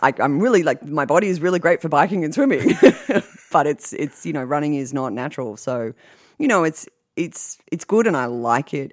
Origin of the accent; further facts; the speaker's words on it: Australia; now in United States; growing up in Australia, you learn how to swim before you walk